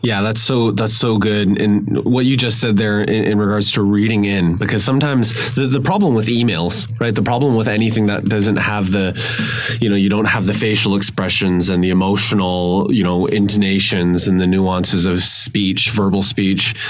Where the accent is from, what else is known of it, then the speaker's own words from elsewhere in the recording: Vancouver, British Columbia, Canada; I grew up in Vancouver, grew up in North, you know, in English speaking area